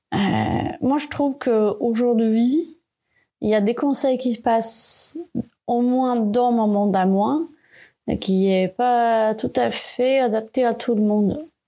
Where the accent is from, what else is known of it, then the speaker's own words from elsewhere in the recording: Sweden; French is a second language; moved away as an adult; now in France; Je ne parlais pas français encore, j'avais été toujours en Suède